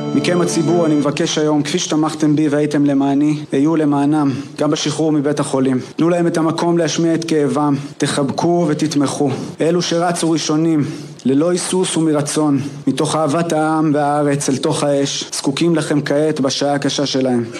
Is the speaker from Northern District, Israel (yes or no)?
yes; Kiryat Shmona, Northern District, Israel; now in Tirat Carmel, Israel; אני בארץ מקריית שמונה